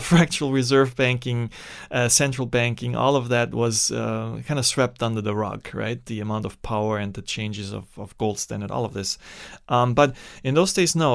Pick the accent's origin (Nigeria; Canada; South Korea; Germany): Germany; English is a second language; also born or lived in Austria / Sri Lanka; now in United States; there's communism on the, on the wrong side of the German border, and that's where I, where I grew up.